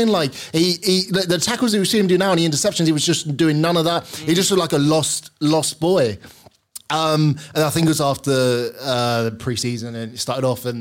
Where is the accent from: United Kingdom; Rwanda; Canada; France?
United Kingdom; Gravesend, South East England; now in London, United Kingdom; I'm actually from Kent. Yeah, a place called Gravesend in Kent